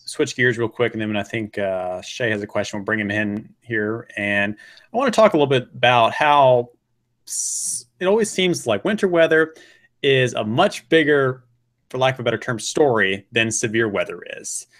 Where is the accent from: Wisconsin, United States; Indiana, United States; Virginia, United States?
Virginia, United States; Hampton; moved away; my hometown area is Hampton Roads, where I grew up was in Hampton